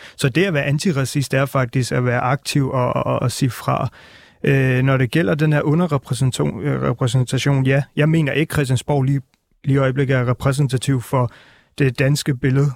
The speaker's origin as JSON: {"language": "Danish", "town": "Albertslund", "region": "Capital Region of Denmark", "country": "Denmark", "also_born_or_lived": "Northern India", "said": "jeg er jo selv fra Albertslund af"}